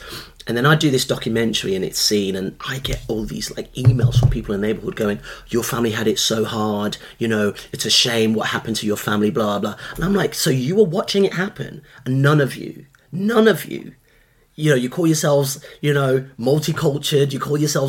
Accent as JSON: {"language": "English", "town": "Birmingham", "region": "West Midlands", "country": "United Kingdom", "tie": "born or raised there", "said": "They told us to get the hell out. And this was the landscape we grew up in Birmingham, like, you know."}